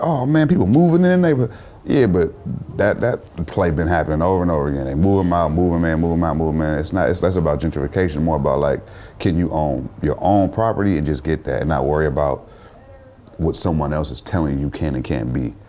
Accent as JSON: {"language": "English", "town": "Richmond", "region": "California", "country": "United States", "tie": "born or raised there", "also_born_or_lived": "Oakland, California", "said": "I'm from the town, I'm from Richmond, I'm from these places. Like I lived in these places my whole life."}